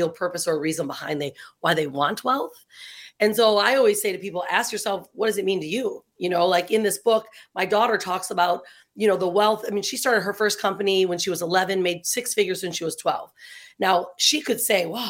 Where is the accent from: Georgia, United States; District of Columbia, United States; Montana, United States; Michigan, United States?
Michigan, United States; Detroit; moved away as an adult; also born or lived in San Diego, California; now in Bali, Indonesia; I was born and raised in Detroit